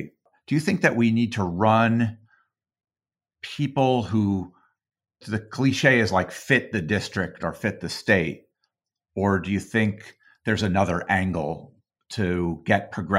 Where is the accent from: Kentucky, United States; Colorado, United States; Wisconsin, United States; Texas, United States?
Colorado, United States; I grew up in Colorado.